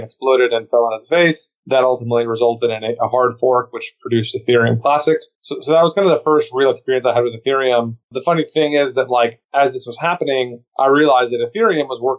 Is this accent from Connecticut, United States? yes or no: no; Austin, Texas, United States; also born or lived in New York; I was born and raised in Austin